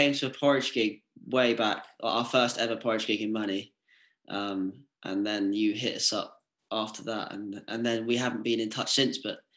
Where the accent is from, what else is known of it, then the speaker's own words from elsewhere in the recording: Essex, East of England, United Kingdom; moved away as an adult; also born or lived in Manchester; I'm from Essex